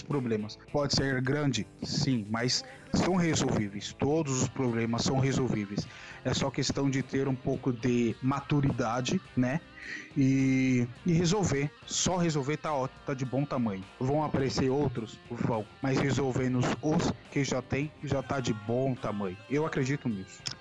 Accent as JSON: {"language": "Portuguese", "country": "Brazil", "said": "eu falo por sendo brasileiro"}